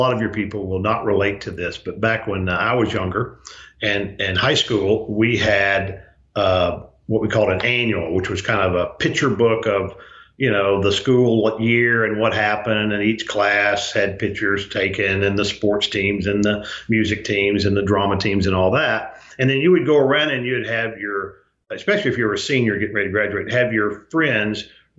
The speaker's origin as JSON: {"language": "English", "region": "Arkansas", "country": "United States", "tie": "born or raised there", "also_born_or_lived": "Louisiana", "said": "raised in Arkansas"}